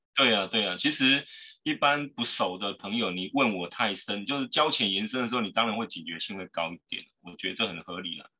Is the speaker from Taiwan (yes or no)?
yes; Taiwan; 我们台湾人需要创业